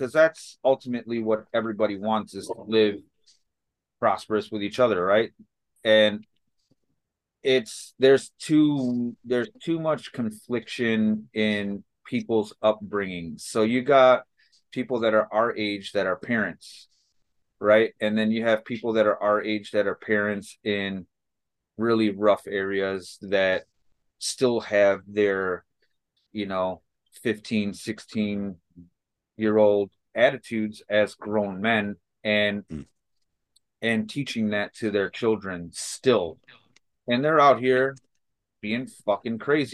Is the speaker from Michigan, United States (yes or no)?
no; Chicago, Illinois, United States; I grew up in Chicago in some really rough shit in, you know, the 80s and 90s here